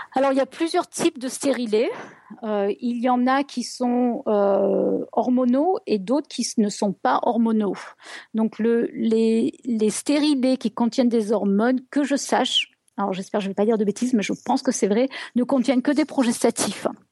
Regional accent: France; moved away; ça fait 20 ans que j'ai quitté la France

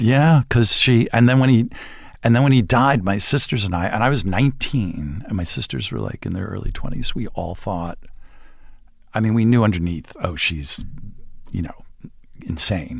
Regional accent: Montvale, New Jersey, United States; moved away; I grew up in New Jersey

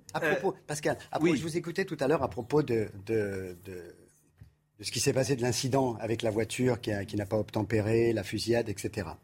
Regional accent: Paris, Île-de-France, France; now in Nice, France; je suis né à Belleville. Oui. Je suis né passage Julien Lacroix à Belleville.

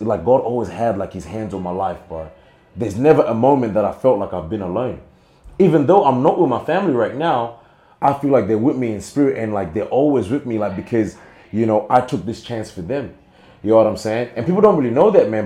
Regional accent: Zimbabwe; now in Australia; I still have my culture, and I am Zimbabwean at birth

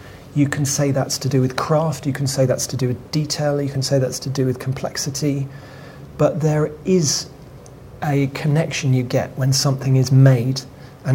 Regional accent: London, United Kingdom; I was brought up in Wood Green

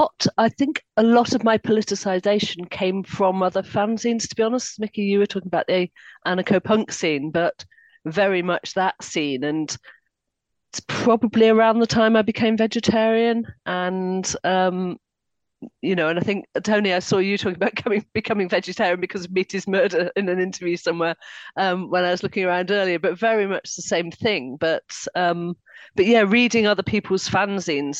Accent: Harrogate, Yorkshire and the Humber, United Kingdom; I grew up in Harrogate

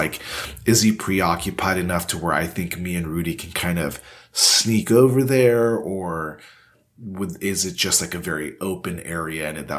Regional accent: Texas, United States; I'm Texan.

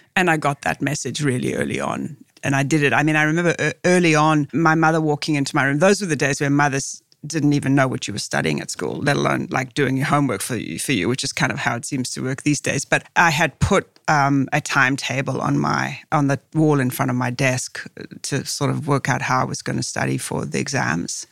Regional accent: South Africa; moved away; growing up in South Africa was the isolation

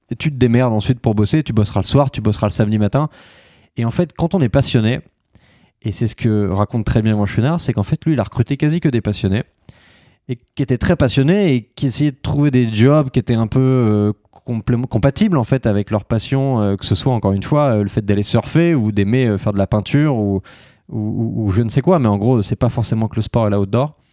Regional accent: Biganos, Nouvelle-Aquitaine, France; Je viens de Facture Biganos

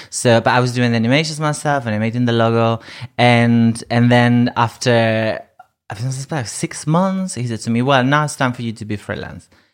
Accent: Ibiza, Balearic Islands, Spain; English is a second language; moved away as an adult; also born or lived in Madrid; now in United Kingdom; I'm from, originally from Madrid, but I grew up in Ibiza

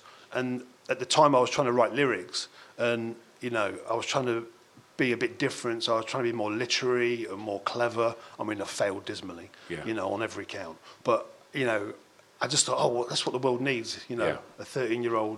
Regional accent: Bingham, East Midlands, United Kingdom; also born or lived in Leeds; the town I grew up in Bingham, was, like I said, a little market town

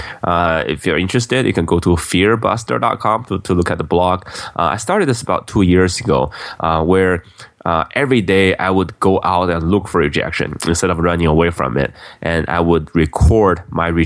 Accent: Beijing, China; now in United States; I grew up in Beijing, China

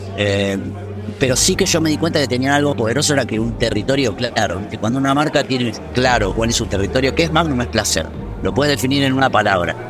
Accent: Argentina; moved away as an adult; now in Madrid, Spain; uno que ya tuvo la experiencia de salir del país y de moverse

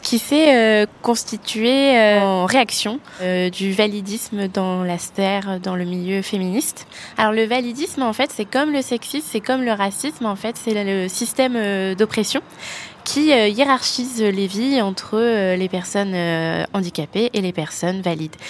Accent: Brest, Brittany, France; j'ai grandi à Brest

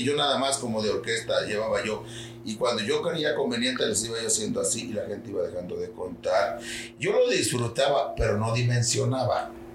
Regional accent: Xalapa, Veracruz, Mexico; yo soy de Jalapa

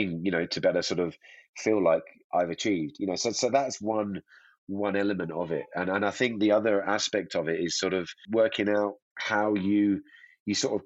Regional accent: Hemel Hempstead, East of England, United Kingdom; now in Verbier, Switzerland; I'm a Brit, you know, from a background near in Hemel Hempstead that skied on a dry ski slope

